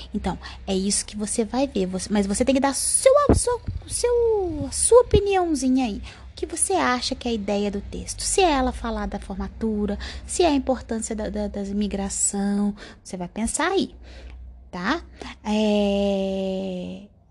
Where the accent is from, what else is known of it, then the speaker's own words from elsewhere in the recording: Brazil; a gente é do Brasil